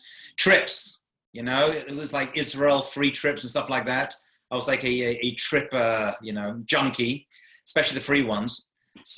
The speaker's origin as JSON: {"language": "English", "region": "London", "country": "United Kingdom", "tie": "born or raised there", "also_born_or_lived": "Manchester", "said": "I grew up in London, England, as you can tell from the accent."}